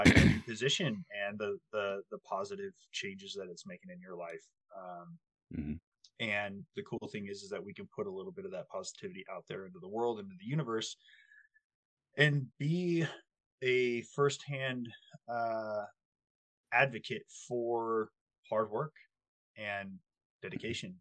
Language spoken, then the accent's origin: English; United States; we as Americans